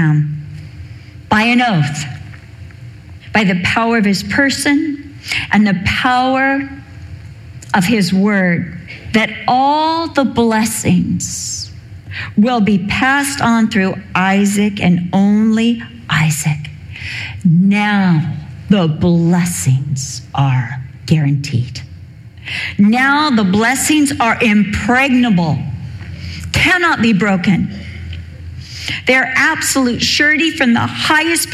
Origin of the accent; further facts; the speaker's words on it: Newport Beach, California, United States; I was raised in Newport Beach. I went to Newport Heights Elementary with all the rich kids